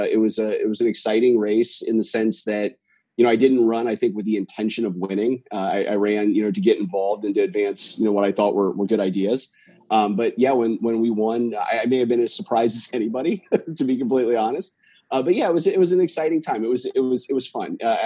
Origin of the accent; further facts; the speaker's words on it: Minster, Ohio, United States; moved away as an adult; now in San Jose, United States; my hometown in Minster, Ohio.